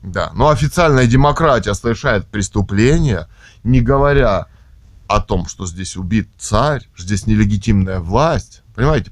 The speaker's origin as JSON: {"language": "Russian", "country": "Russia", "tie": "born or raised there", "said": "мы родились в России"}